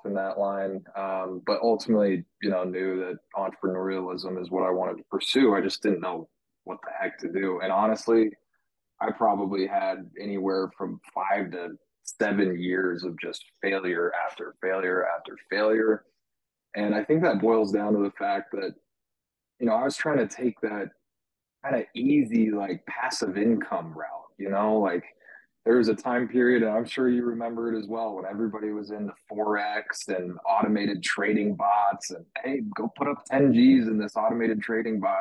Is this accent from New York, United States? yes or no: no; Colorado, United States; I grew up in Colorado. I haven't had a good reason to leave.